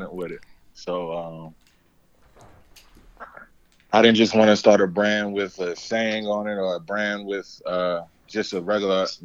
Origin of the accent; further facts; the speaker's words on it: New York City, New York, United States; I'm originally from New York. I'm from Brooklyn.